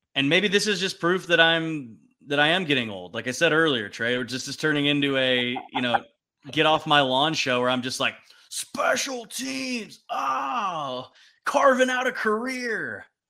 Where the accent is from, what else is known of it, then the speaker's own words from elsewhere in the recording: Pasadena, California, United States; now in Austin, United States; I grew up in Pasadena